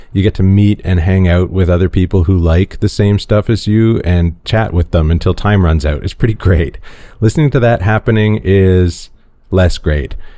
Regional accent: Toronto, Ontario, Canada; growing up white and male in Toronto

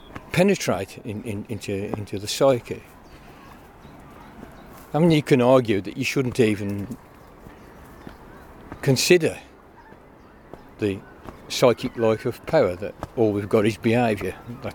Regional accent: England, United Kingdom; now in Gwynedd, United Kingdom; And even now, we're mostly English offcomers here.

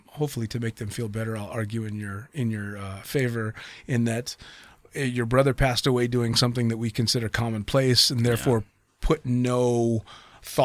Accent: United States; for me being an American born and raised in the States where we have very different opinions of the Arabic world.

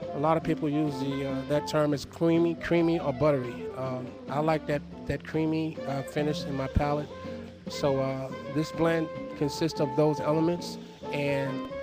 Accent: Costa Rica; I was born in Costa Rica

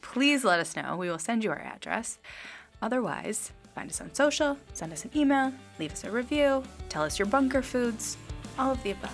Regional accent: Midwest, United States; now in Los Angeles, United States; we're from the Midwest

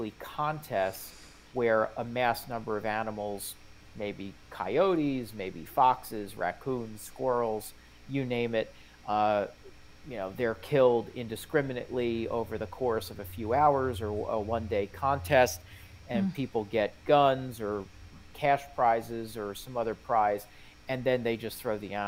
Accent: New Jersey, United States; New Jersey, my home state

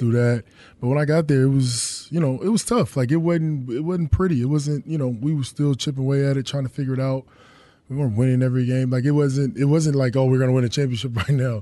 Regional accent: North Carolina, United States; I'm from North Carolina

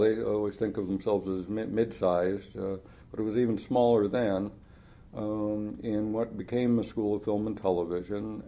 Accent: Los Angeles, California, United States; I grew up in Los Angeles in the shadow of Hollywood

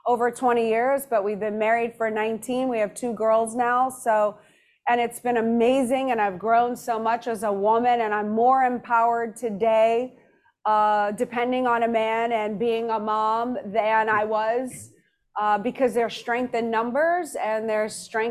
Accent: New Orleans, Louisiana, United States; moved away; also born or lived in Madrid, Spain; I was reared in New Orleans from 1 until

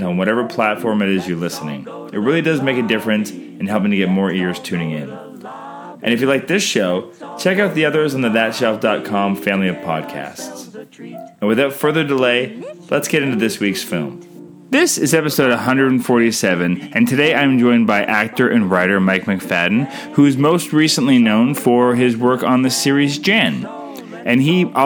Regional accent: Canada; I'm Canadian filmmaker

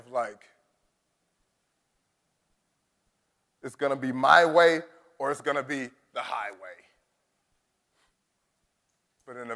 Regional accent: United States; as an American

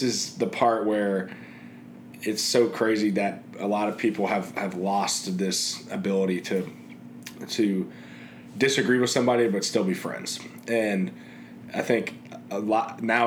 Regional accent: Cincinnati, Ohio, United States; moved away as an adult; also born or lived in Indianapolis, Indiana; I've thoroughly enjoyed growing up in Cincinnati and have very fond memories

